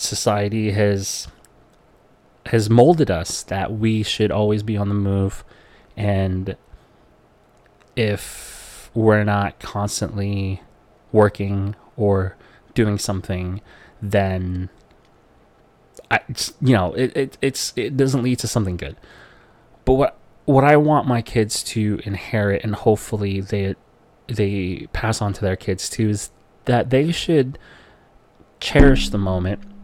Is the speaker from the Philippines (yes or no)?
yes; Philippines; growing up in the Philippines where poverty is all you know